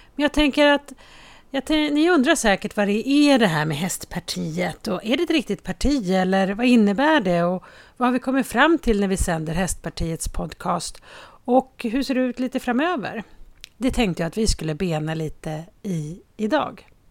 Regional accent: Haninge, Stockholm County, Sweden; på Berga i Haninge där jag kommer ifrån

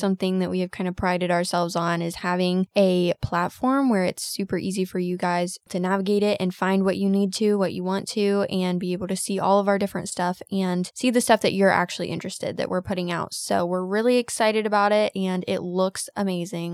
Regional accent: United States

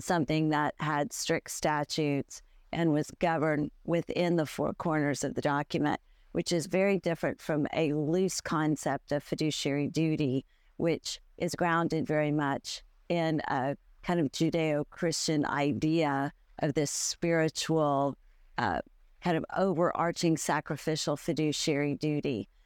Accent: United States; as an American lawyer

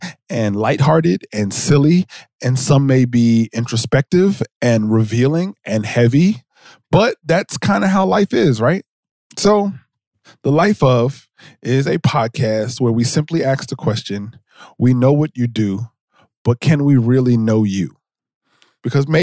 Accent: New Jersey, United States; I'm from Jersey

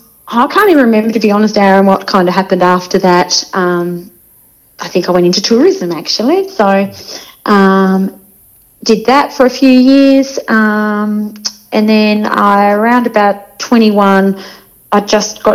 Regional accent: Avoca, Tasmania, Australia; I grew up in the Fingal Valley in a little town called Avoca, which is about 45 minutes from Launceston.

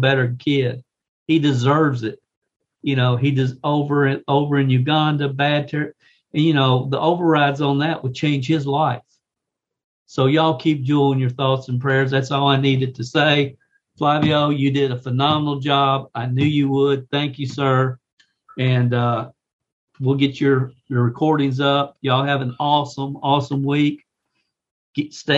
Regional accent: Kentucky, United States; the capital city of my home state, Kentucky

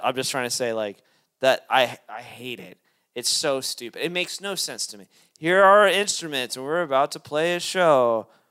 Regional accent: Lexington, Kentucky, United States; I'm from Lexington, Kentucky

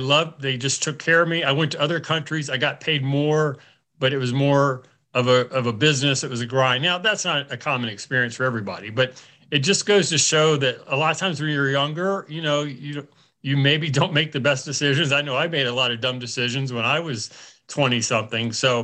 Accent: Dayton, Ohio, United States; I grew up in Dayton just down the road from you.

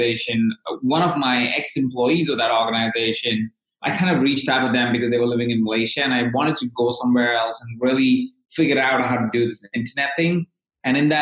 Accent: Jaipur, Rajasthan, India; born in and I grew up in. So I come from India.

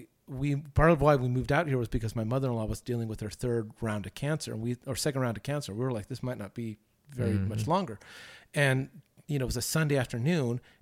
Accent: Southern California, United States; the church that I grew up with in Southern California

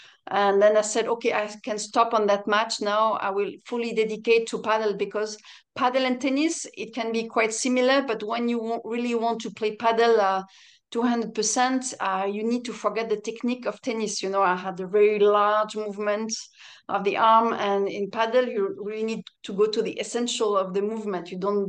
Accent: France; accent: French; English is a second language; also born or lived in Nice / Aix-en-Provence / Birmingham; Hope you will forgive my French accent.

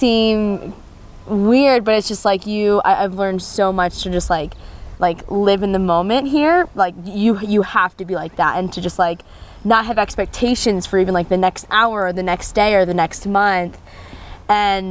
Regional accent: United States; moved away as an adult; now in Lesotho; as American

